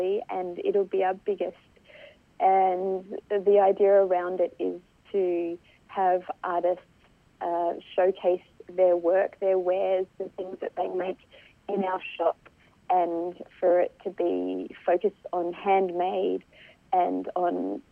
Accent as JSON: {"language": "English", "country": "Solomon Islands", "moved": "yes", "lives_now": "Australia", "said": "I'm from the Solomon Islands"}